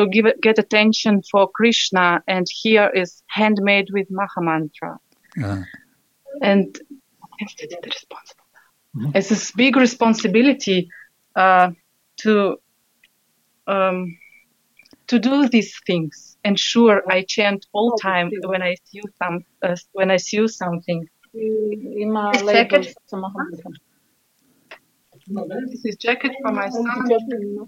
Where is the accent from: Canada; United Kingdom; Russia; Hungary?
Russia; English is a second language; now in Austria; I'm from Russia. Now I live in Austria with my husband and four children near Vienna in small village